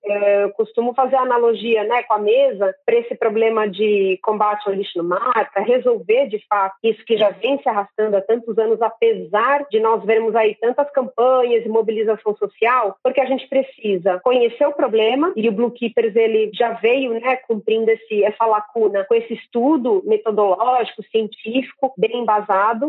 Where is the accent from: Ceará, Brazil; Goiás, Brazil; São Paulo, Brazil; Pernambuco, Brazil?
São Paulo, Brazil; Santos; cidade onde eu nasci e vivo, é, mas Santos no litoral de São Paulo